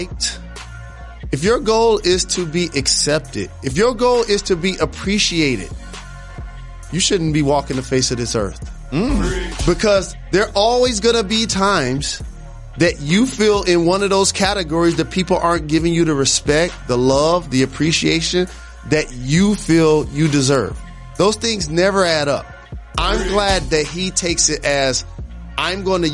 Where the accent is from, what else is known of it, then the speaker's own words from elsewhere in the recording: Detroit, Michigan, United States; in Detroit, I grew up on Puritan and Appaline